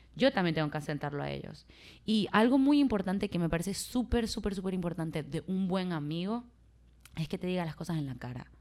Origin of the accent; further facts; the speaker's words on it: Maracaibo, Zulia, Venezuela; accent: Maracucho; yo soy de Maracaibo, Venezuela, y nosotros tenemos un acento bien afincado